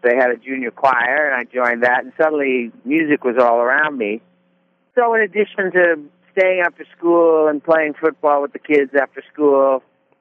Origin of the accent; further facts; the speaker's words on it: Little Silver, New Jersey, United States; I grew up in Little Silver, New Jersey, which is kind of the north part of the Jersey Shore.